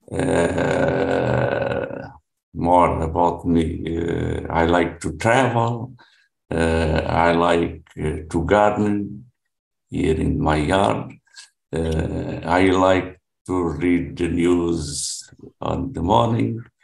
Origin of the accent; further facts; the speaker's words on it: Portugal; English is a second language; Uh, I am from Portugal. I live here near Lisbon, the capital. Uh, I am 76 years old, uh, already retired, uh, married, uh, with a son